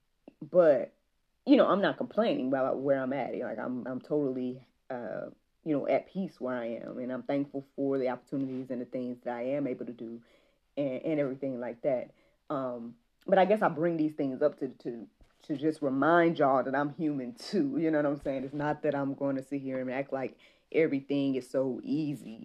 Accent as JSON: {"language": "English", "town": "Jackson", "country": "United States", "tie": "born or raised there", "moved": "yes", "said": "Jackson, to my hometown"}